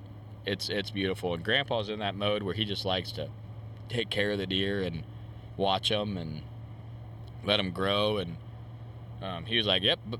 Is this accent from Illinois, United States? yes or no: yes; Illinois, United States; we're from Illinois